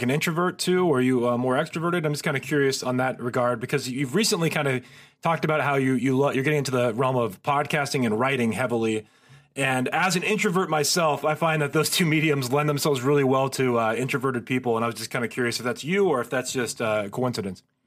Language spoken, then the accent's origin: English; Marin, California, United States; I grew up in Marin